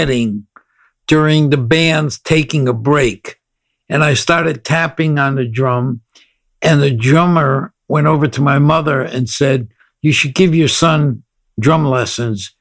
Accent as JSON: {"language": "English", "town": "New Haven", "region": "Connecticut", "country": "United States", "tie": "born or raised there", "moved": "as an adult", "lives_now": "California, United States", "said": "I'm originally from New Haven, Connecticut, and grew up on the East Coast till 1986, and then came to California"}